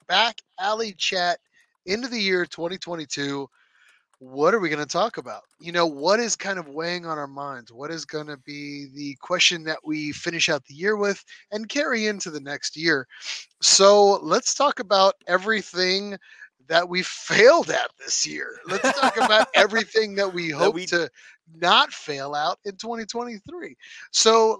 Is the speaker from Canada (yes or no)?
yes; Canada; People think I'm slow because I'm from Canada, eh?